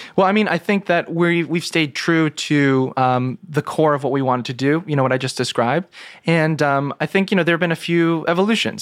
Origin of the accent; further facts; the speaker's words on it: New York City, New York, United States; also born or lived in Ithaca, New York; growing up in New York City, spending basically my whole life here until college